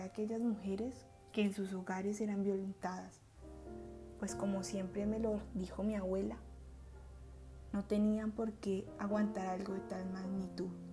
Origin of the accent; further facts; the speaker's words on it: Miranda, Cauca, Colombia; mi pueblo natal, Miranda Cauca